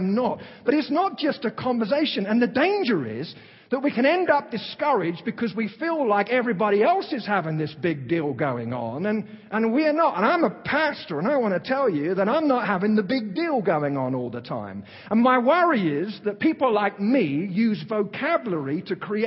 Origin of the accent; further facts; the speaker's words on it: London, United Kingdom; accent: Cockney; moved away; I'm from East London, kind of Cockney